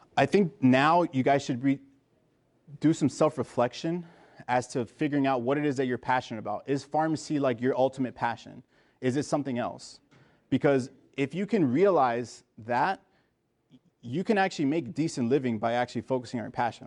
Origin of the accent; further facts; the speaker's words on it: Miami, Florida, United States; also born or lived in New Jersey / Trinidad and Tobago (parents); I was born in New Jersey, uh, but I was actually raised in Miami. So I'm a first generation American